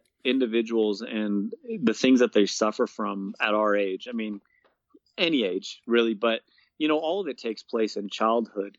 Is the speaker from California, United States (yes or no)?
yes; Bay Area, Northern California, United States; moved away as an adult; now in Colorado Springs, United States; I grew up in Northern California